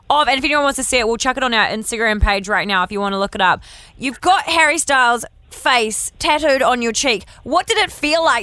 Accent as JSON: {"language": "English", "region": "Auckland", "country": "New Zealand", "said": "I'm from Auckland originally."}